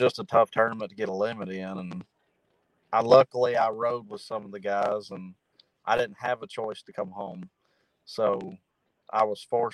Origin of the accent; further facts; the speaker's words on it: Cookeville, Tennessee, United States; I'm from Cookeville, Tennessee. Pretty much born and raised here my whole life